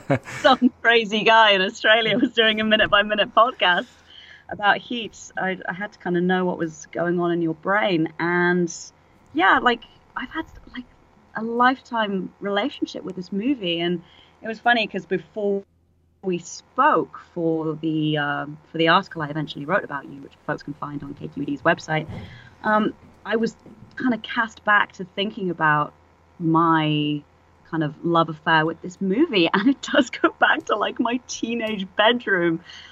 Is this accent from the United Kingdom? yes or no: yes; England, United Kingdom; now in San Francisco, United States; Well, I live here now, but {S1} yes, {S7} it took me moving to San Francisco 7 years ago. I'm English originally, obviously, as you can hear